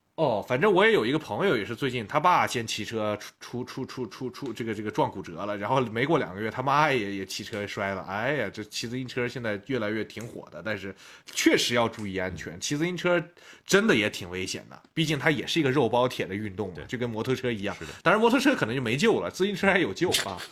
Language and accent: Chinese; Xinjiang, China; 我们新疆人嘛，从小就是吃那些比较高碳水、高油脂的嗯吃的